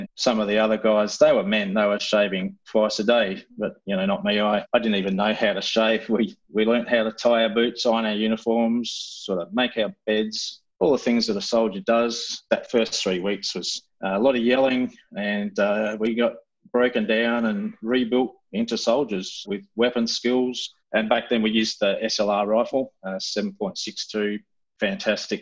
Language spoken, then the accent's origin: English; Western Australia, Australia; I grew up in Western Australia and I was privileged